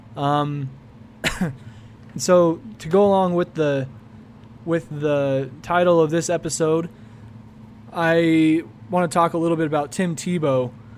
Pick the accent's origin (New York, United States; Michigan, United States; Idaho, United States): Idaho, United States; Idaho Falls; I'm from Idaho Falls, Idaho